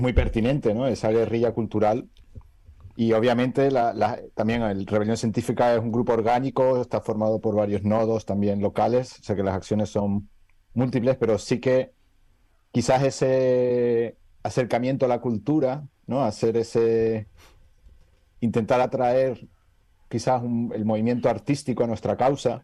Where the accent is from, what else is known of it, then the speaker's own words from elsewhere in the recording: Canary Islands, Spain; venir de una tierra donde, como Canarias, donde podemos disfrutar